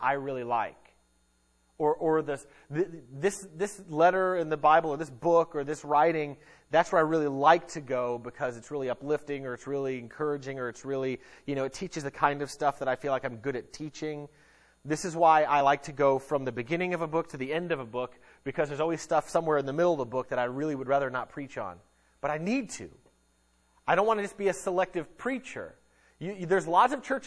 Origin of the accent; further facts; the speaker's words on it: United States; us as American Christians